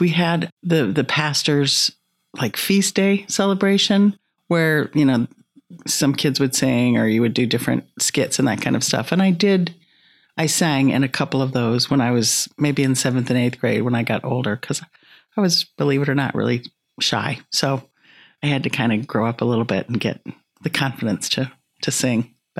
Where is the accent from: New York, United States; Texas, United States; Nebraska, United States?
Nebraska, United States; Omaha